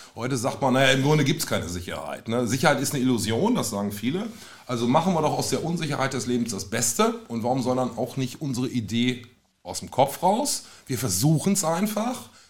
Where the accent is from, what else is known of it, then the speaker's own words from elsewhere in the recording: North Rhine-Westphalia, Germany; als Ostwestfale